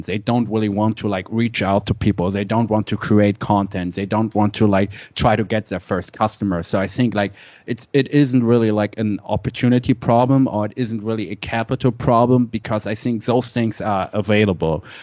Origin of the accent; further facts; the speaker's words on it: Germany; born and raised in Germany